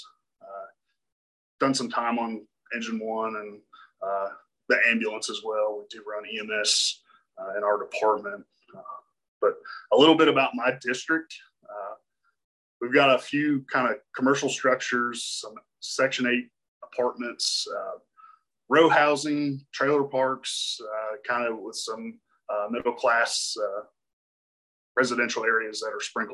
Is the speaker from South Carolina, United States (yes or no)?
no; Lexington, Kentucky, United States; I'm from originally from Lexington, Kentucky